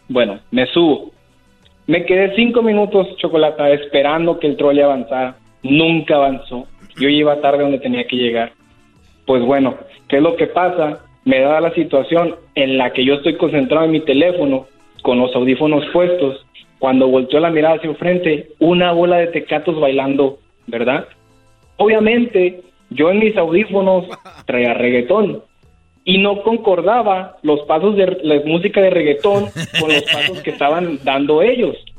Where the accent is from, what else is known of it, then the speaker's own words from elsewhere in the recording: Tijuana, Baja California, Mexico; now in San Diego, United States; soy de Tijuana